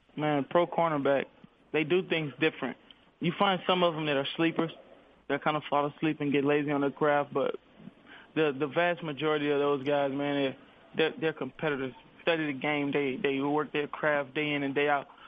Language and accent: English; Baton Rouge, Louisiana, United States; I was born in Baton Rouge, Louisiana